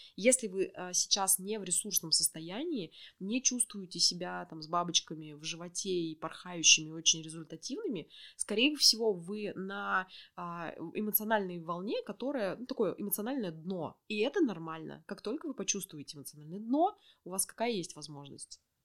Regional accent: Orenburg, Orenburg Oblast, Russia; moved away as an adult; now in Yekaterinburg, Russia; я родом из Оренбурга

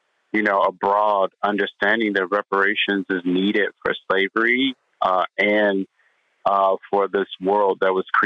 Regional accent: St. Louis, Missouri, United States; The neighborhood that I grew up in St. Louis

